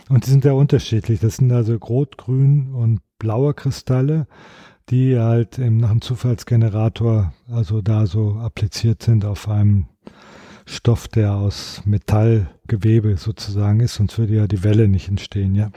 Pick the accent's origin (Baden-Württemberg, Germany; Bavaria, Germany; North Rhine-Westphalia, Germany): North Rhine-Westphalia, Germany; Sauerland; Ich komme ja aus dem Sauerland, Westfalen.